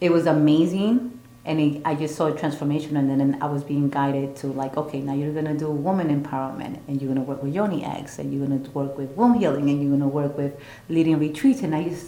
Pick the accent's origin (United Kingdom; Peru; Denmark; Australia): Peru; moved away; Born and raised in Peru